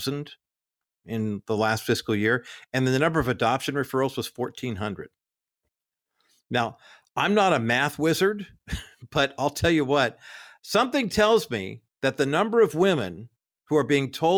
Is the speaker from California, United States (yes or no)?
yes; Whittier, California, United States; my hometown of Whittier, California